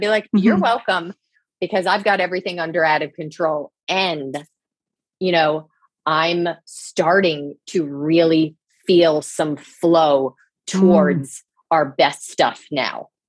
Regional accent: New Jersey, United States; also born or lived in Boston; I grew up in New Jersey. I grew up on a small farm. I live in New Jersey

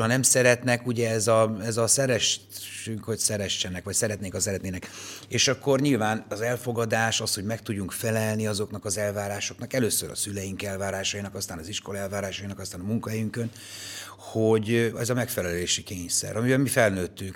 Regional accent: Pécs, Baranya, Hungary; Tényleg színházban nőttem föl, tehát a Pécsi Nemzeti Színházban én voltam a Pécsi Balett első

